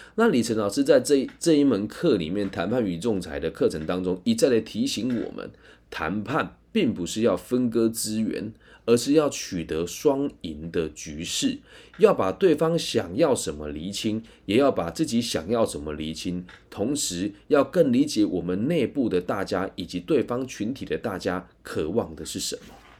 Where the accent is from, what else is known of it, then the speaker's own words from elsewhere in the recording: Taiwan; 我是台湾人